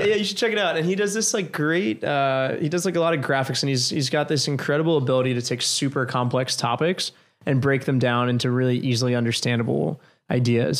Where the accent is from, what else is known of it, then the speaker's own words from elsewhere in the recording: New York, United States; moved away as an adult; now in Washington, D.C., United States; I came back to New York